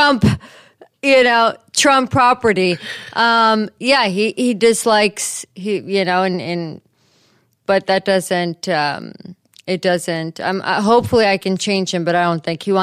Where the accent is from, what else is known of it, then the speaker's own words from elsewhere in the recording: New York, United States; moved away as an adult; now in St. Louis, United States; as a New Yorker, because I'm born and raised in New York